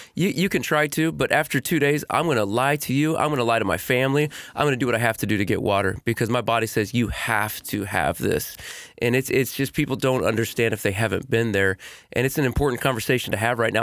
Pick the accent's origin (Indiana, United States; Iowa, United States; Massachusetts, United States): Indiana, United States; Portland; I am born and raised in Portland, Indiana